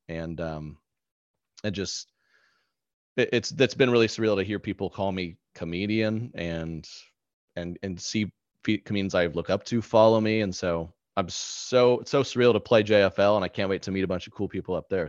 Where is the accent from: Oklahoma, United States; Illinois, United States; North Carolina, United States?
Oklahoma, United States; growing up in Oklahoma